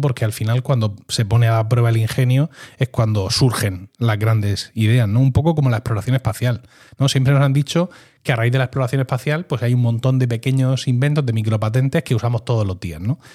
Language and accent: Spanish; Region of Murcia, Spain; como murciano